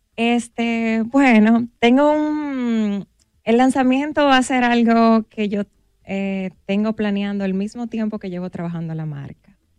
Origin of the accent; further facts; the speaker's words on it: Dominican Republic; como buen dominicano